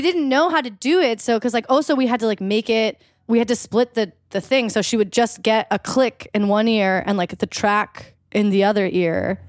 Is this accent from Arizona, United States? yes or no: no; Eugene, Oregon, United States; moved away as an adult; also born or lived in Philadelphia; my hometown, Eugene